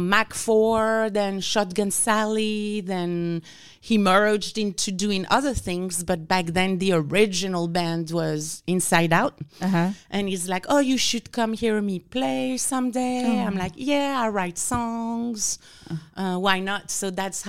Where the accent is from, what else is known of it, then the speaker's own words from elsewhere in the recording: France; accent: French; English is a second language; moved away as an adult; also born or lived in Louisiana, United States; now in Houston, United States; I'm originally from France, and I went to grad school in Louisiana.